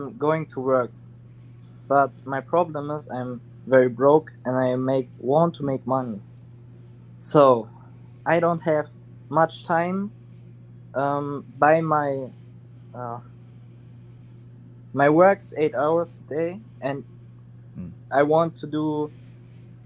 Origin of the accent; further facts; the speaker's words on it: Germany; English is a second language; I'm from Germany